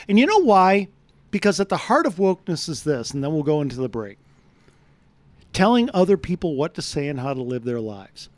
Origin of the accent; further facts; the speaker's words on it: United States; I'm American.